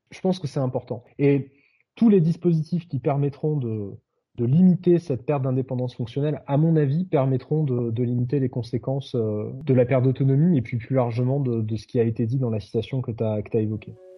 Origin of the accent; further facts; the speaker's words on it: France; on n'est pas des Suédois, on est des Français.